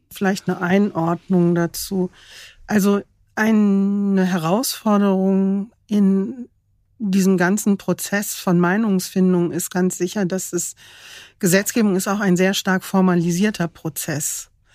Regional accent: Germany

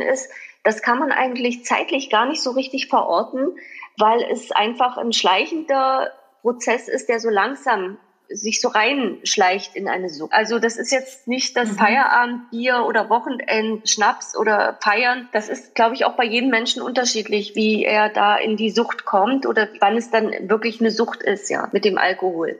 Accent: East Germany, Germany; wir sind halt in der DDR groß geworden

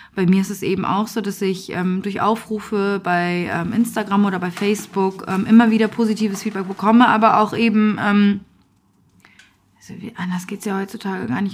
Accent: Hamburg, Germany; also born or lived in Afghanistan; ich bin dann im Asylbewerberheim groß geworden

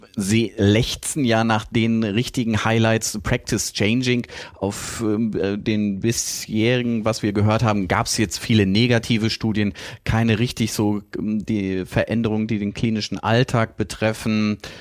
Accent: North Rhine-Westphalia, Germany; Ich als Ostwestfale

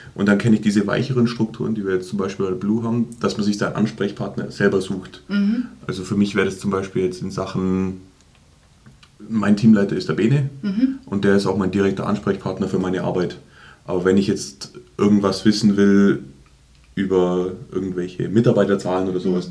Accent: Germany; wir Deutsche

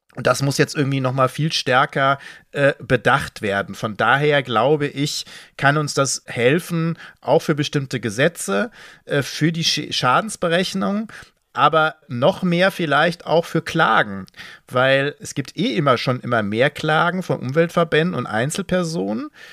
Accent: Ruhr area, North Rhine-Westphalia, Germany; ich komme aus dem Ruhrgebiet

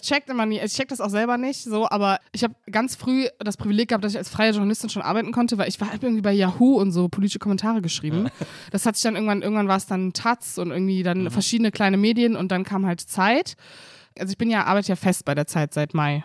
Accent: Cologne, North Rhine-Westphalia, Germany; ich bin aber in Köln-Kalk geboren

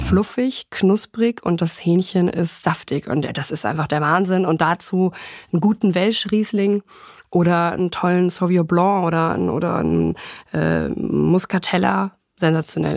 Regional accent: Germany; bei uns in Deutschland

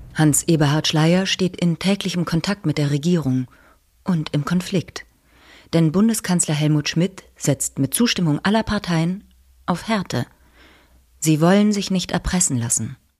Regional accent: Swabian Alb, Baden-Württemberg, Germany; born or raised there

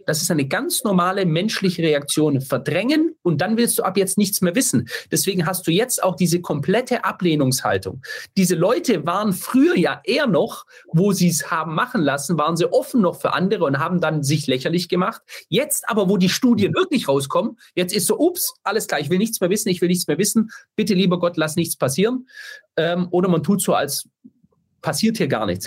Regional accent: Stuttgart, Baden-Württemberg, Germany; ich komme ja aus Stuttgart

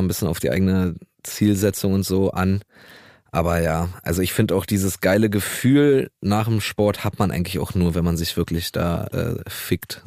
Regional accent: Berlin, Germany; ich bin auch in Neukölln groß geworden

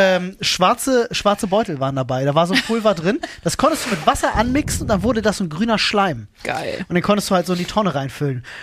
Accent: Berlin, Germany; ich hab ja selber keinen Führerschein als, als Berliner

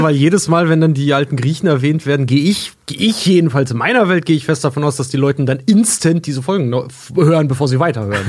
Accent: near the Polish border, Germany; moved away; aus meiner alten Heimat von der polnischen Grenze

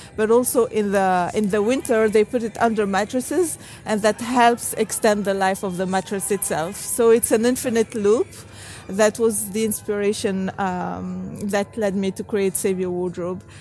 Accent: Tunisia; I grew up in Tunisia, a country in North Africa

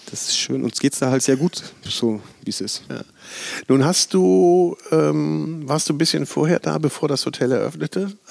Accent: Bavaria, Germany; Ja, ich komme aus dem Chiemgau, ah, aufgewachsen.

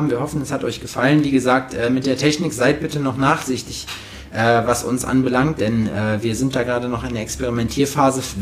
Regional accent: Berlin, Germany; Ich komme aus Berlin.

